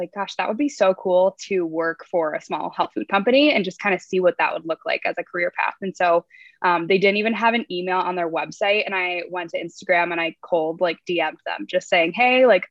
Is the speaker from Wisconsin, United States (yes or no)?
yes; La Crosse, Wisconsin, United States; moved away as an adult; also born or lived in Minneapolis, Minnesota; I grew up in La Crosse, Wisconsin, and I moved to Minneapolis to go to school at the University of St. Thomas